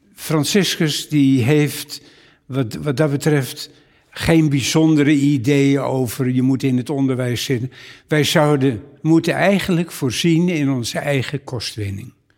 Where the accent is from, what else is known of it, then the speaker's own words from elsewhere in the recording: Amsterdam, North Holland, Netherlands; Ik kom uit Amsterdam. Wij woonden in de Bosse Lommer